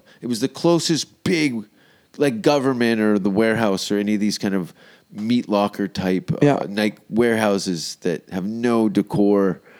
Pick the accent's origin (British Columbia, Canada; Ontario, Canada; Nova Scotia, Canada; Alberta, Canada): Ontario, Canada; Hamilton; I'm from Hamilton.